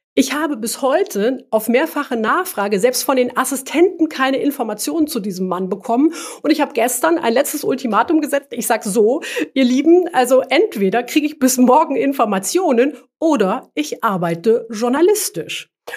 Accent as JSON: {"language": "German", "region": "former East Germany", "country": "Germany", "tie": "born or raised there", "said": "ich komme ursprünglich aus der früheren DDR. Als ich zur Schule gegangen bin"}